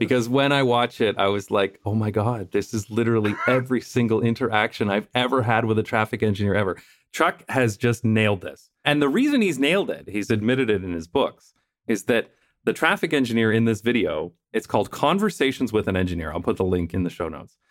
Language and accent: English; London, Ontario, Canada; moved away as an adult; now in Netherlands; my hometown of London, Ontario